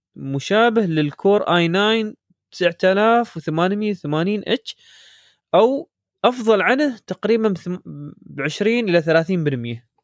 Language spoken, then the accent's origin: Arabic; Dubai, United Arab Emirates; عندنا في دبي